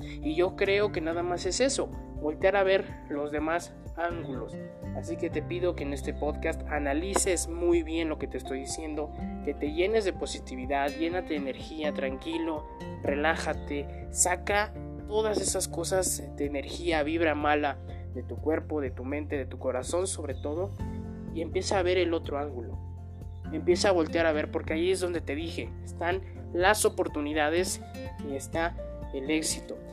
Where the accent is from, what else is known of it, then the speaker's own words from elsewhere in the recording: Mexico; así somos los mexicanos